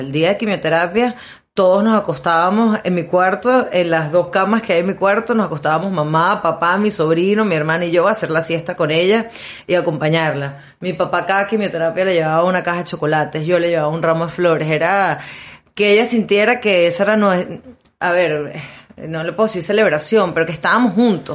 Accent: Maracaibo, Zulia, Venezuela; a nosotros como buenos maracuchos

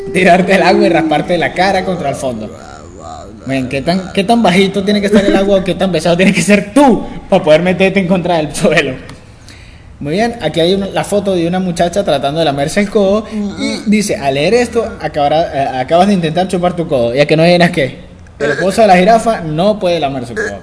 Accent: Valencia, Carabobo, Venezuela; somos de Valencia, Estado Carabobo, Venezuela

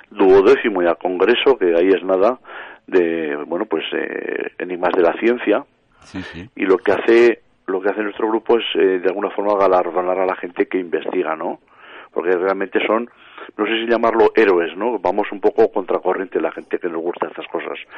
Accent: Valderrobres, Aragon, Spain; born there; Sí, sí, yo soy nacido en Valderrobres ostra, pues clavado.

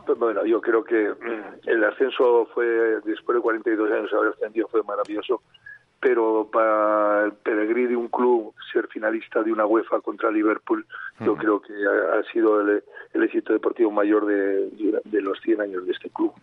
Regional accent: Miranda de Ebro, Castile and León, Spain; Yo soy nacido en Miranda, le sigo mucho al Mirandés

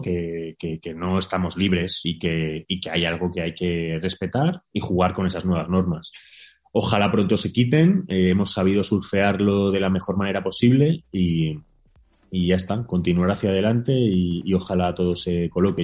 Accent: Spain; also born or lived in Mexico; quedarme un poquito en España, necesito plantar un poquito de raíz aquí en mi país

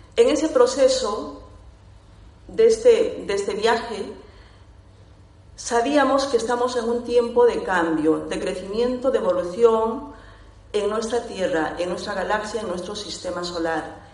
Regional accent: Peru; Soy de Perú

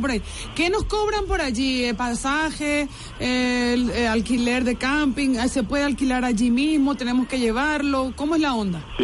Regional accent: Paraguay; now in Venezuela; Yo soy paraguaya

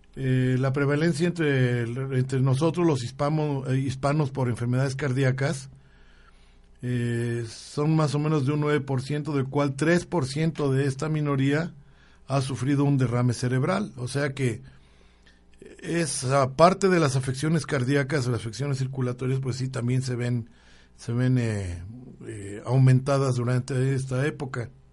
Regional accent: Mexico

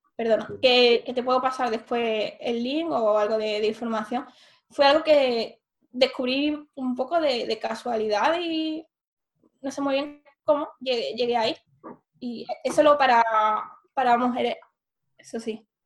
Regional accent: Seville, Andalusia, Spain; moved away as an adult; also born or lived in Pisa, Italy / Germany; yo soy de Sevilla, entonces había vivido aquí toda la vida y estudié la carrera también en Sevilla

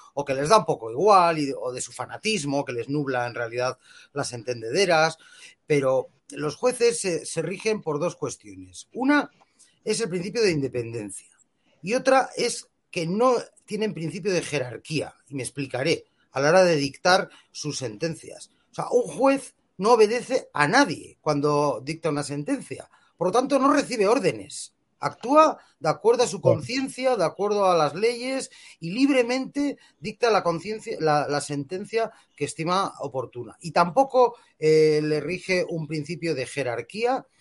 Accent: Bilbao, Basque Country, Spain; si me permitís añadir una cuestión como bilbaíno

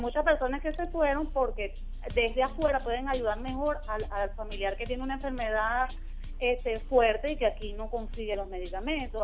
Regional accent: Venezuela; los que nos quedamos aquí somos más venezolanos

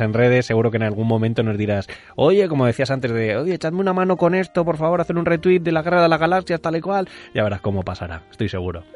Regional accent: Madrid, Community of Madrid, Spain; now in Mallorca, Spain; soy un madrileño viviendo en Mallorca

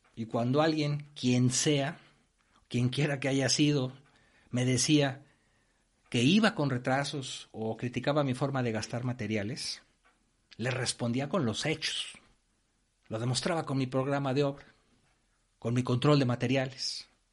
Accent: Mexico; moved away as an adult; now in Spain; Yo he trabajado en obras tanto en México, de donde soy originario, como en España, donde ahora vivo

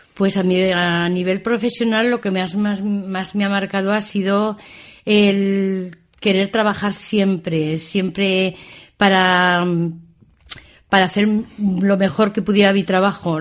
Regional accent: Binéfar, Aragon, Spain; also born or lived in Tamarite de Litera; Sí, yo soy hija de Binefar.

